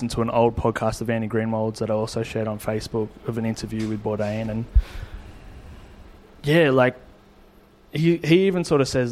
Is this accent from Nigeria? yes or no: no; Australia; we're chefs from Australia